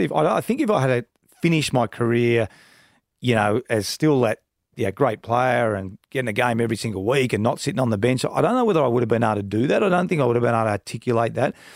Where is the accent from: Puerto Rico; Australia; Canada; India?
Australia; Donvale, Victoria; I grew up in Donvale